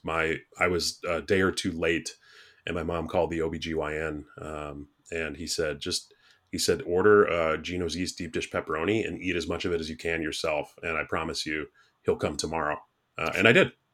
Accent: Chicago, Illinois, United States; I was born in Wrigleyville, like, literally. It was a seven block walk to the, to the stadium.

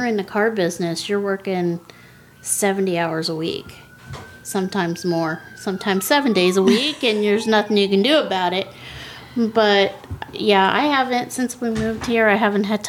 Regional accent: Ohio, United States; also born or lived in California / Bay Area; now in Scottsville, United States; we're originally from Ohio. We grew up in Ohio

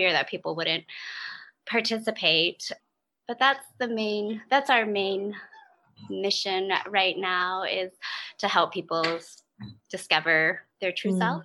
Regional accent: East Coast, United States; moved away as an adult; also born or lived in Maryland; now in Olympia, United States; I am from the East Coast

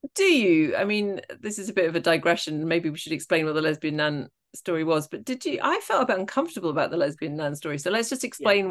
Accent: Scotland, United Kingdom; I am Scottish

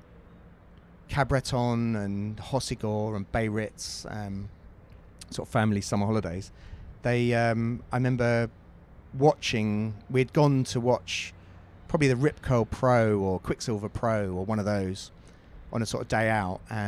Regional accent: London, United Kingdom; I'm actually from London

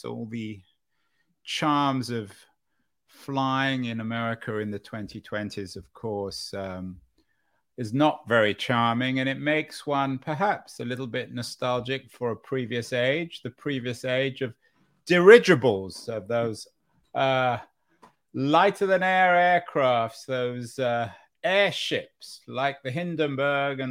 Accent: England, United Kingdom; I'm English

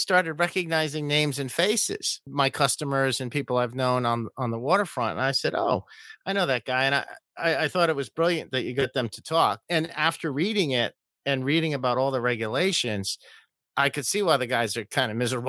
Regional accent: Rhode Island, United States; I'm from Rhode Island.

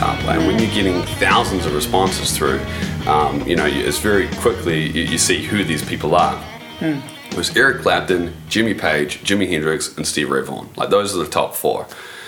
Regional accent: New Zealand; being 100% New Zealand

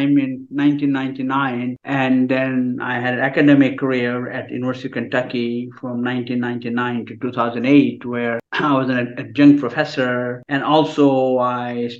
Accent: India; moved away as an adult; now in United States; I'm from India originally. I did my bachelor's and master's in India

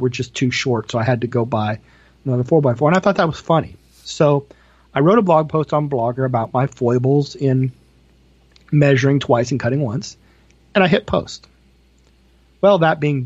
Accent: Iowa, United States; moved away as an adult; also born or lived in Washington, D.C. area / Martelle, Iowa; I wanted to move back to Iowa.

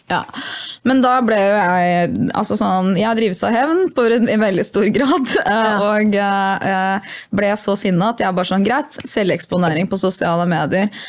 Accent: Hamar, Innlandet, Norway; jeg er fra Hamar

